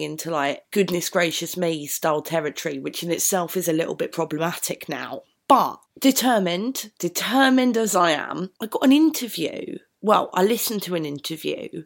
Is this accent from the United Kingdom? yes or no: yes; United Kingdom; I am aware that I am white British